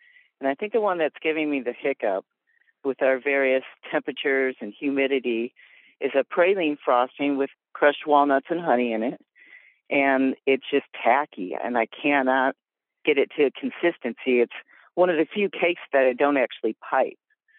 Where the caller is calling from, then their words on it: Oregon, United States; So I'm calling from the Pacific Northwest, the Oregon coast.